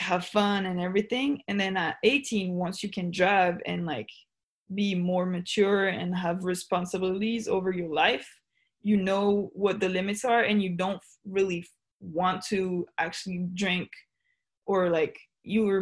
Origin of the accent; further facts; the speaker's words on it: Switzerland; moved away as an adult; now in United States; I'm from Switzerland, I'm so far away from my home